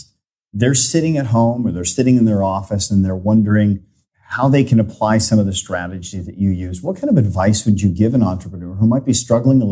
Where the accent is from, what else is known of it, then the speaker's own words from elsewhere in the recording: United States; I'm an American